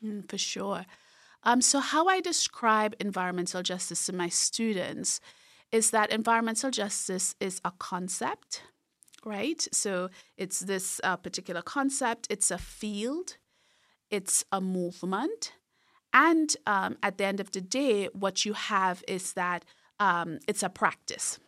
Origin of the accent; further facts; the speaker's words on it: Trinidad & Tobago; moved away; I grew up in a very rural part of Trinidad and Tobago, so in the southern part of the larger island, which is Trinidad